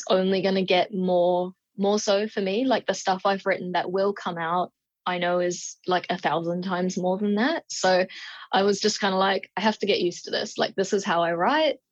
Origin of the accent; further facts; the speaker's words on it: New Zealand; I'm from New Zealand